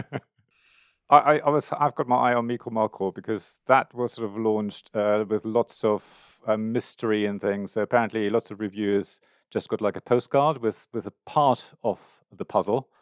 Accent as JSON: {"language": "English", "country": "Germany", "moved": "yes", "lives_now": "United Kingdom", "said": "I come from Germany originally"}